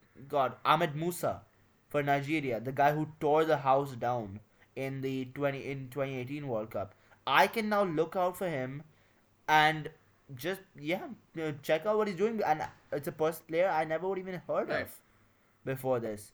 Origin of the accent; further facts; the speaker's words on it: India; we're both from India, me and Adi